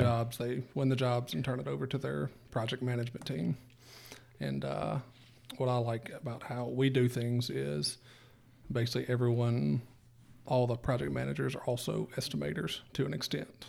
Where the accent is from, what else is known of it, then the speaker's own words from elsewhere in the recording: Mississippi Delta, United States; I'm from the Delta